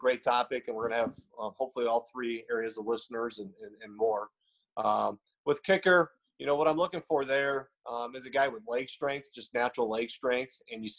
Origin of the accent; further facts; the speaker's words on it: Stevens Point, Wisconsin, United States; moved away as an adult; now in South Dakota, United States; Grew up in Stevens Point, which is right in the center of Wisconsin